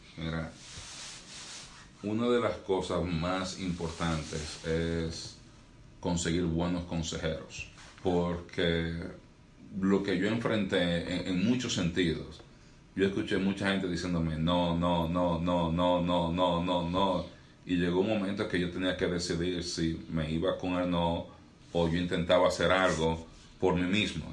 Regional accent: Santiago de los Caballeros, Santiago, Dominican Republic; also born or lived in North Florida; now in Florida, United States; yo nací y crecí en República Dominicana

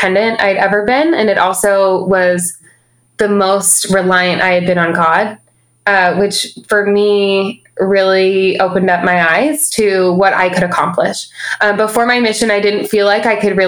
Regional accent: Las Vegas, Nevada, United States; I grew up in Las Vegas

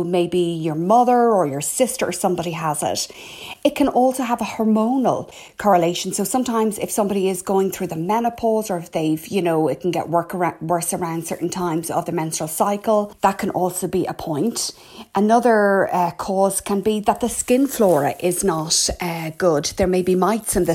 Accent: Ireland; I'm …

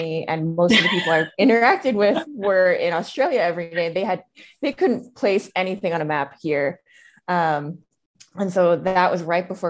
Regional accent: East Coast, United States; now in Denver, United States; I currently live in Denver, although I'm originally from the East Coast.

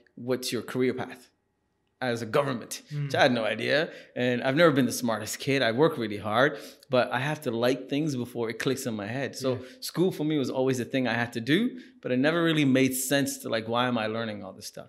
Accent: Singapore; moved away; also born or lived in India; So we moved to Singapore

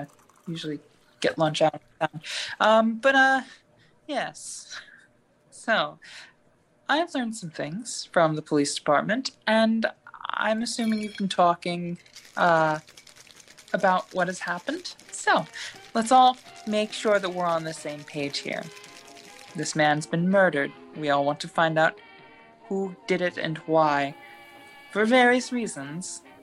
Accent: New Jersey, United States; born there; You know, I was born in Jersey. They say I'll die there too.

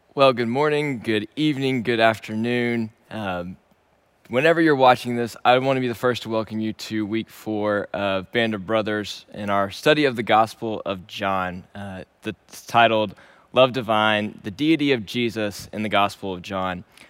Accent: Shreveport, Louisiana, United States; moved away as an adult; also born or lived in Dallas, Texas; Originally, I am from Shreveport, Louisiana, and I was born and raised there.

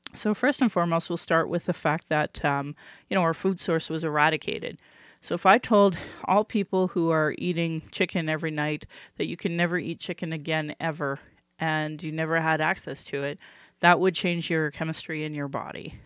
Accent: Calgary, Alberta, Canada; I was born in Calgary

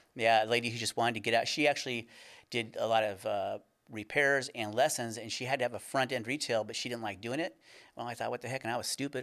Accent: California, United States; moved away; we're originally from California.

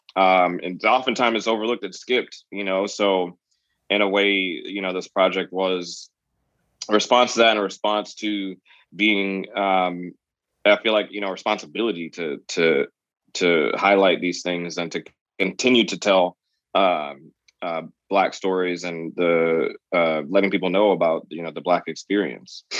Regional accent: Virginia, United States; me growing up in Virginia

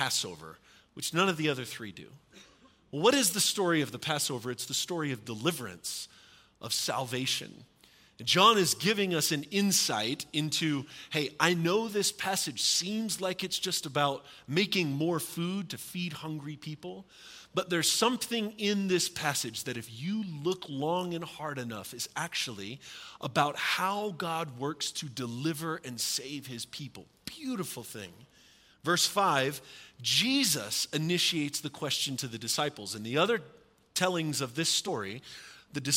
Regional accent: the South, United States; I'm from the South where we have supper, not dinner

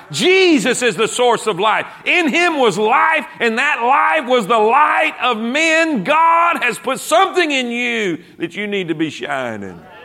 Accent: South Florida, United States; moved away as an adult; also born or lived in South Carolina; I grew up in South Florida.

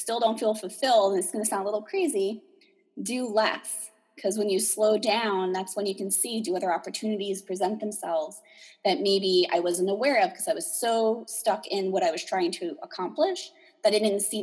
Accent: New Jersey, United States; I'm from New Jersey

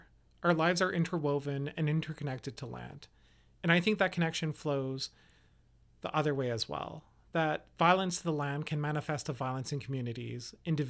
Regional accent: Denendeh, Northwest Territories, Canada; For instance, I'm Dene. I come from Denede.

